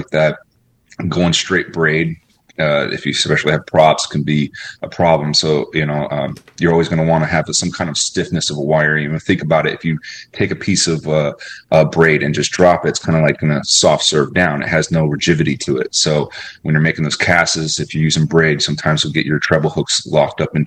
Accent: Florida, United States; I was raised here in Florida

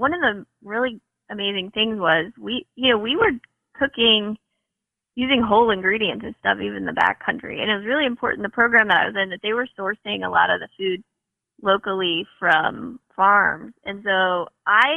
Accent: Northern Kentucky, United States; moved away; also born or lived in Washington State; growing up in Northern Kentucky, we had a garden in the backyard. I worked at McGlasson's Produce in Hebron

